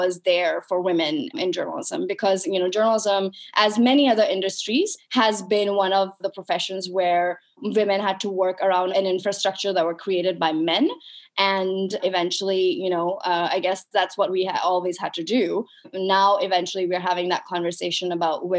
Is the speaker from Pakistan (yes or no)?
yes; Pakistan; moved away as an adult; also born or lived in United States; I was brought up and raised in Pakistan